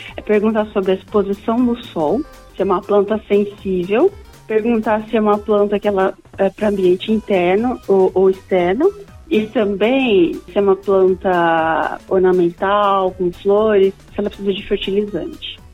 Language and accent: Portuguese; Lins, São Paulo, Brazil; now in Australia; eu sou natural de São Paulo, da capital, porém eu me mudei para o interior de São Paulo, para Lins. É, antes mesmo de completar um ano, nós fomos morar com os meus avós lá